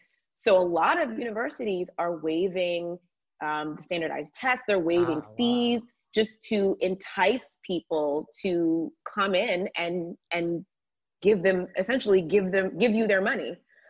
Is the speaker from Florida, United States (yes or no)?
no; Georgia, United States; But no, I absolutely loved my childhood and growing up in the South. There's just something so special about Southern hospitality and the air in Georgia when it's not pollen season